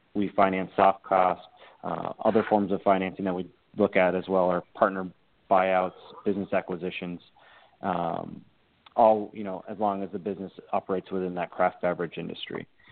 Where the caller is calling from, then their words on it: Bettendorf, Iowa, United States; am calling in from Bettendorf, Iowa